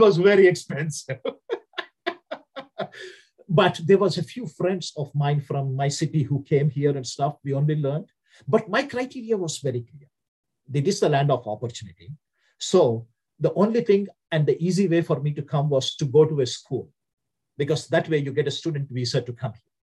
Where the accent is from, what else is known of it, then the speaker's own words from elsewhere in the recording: India; accent: Indian; English is a second language; moved away as an adult; also born or lived in Southern United States; now in United States; my accent from India was very different.